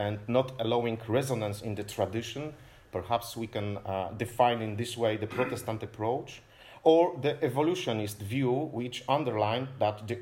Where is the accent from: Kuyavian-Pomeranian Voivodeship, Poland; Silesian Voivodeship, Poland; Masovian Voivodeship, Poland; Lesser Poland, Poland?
Kuyavian-Pomeranian Voivodeship, Poland; Toruń; I'm from Torun, so the birthplace of Nicolaus Copernicus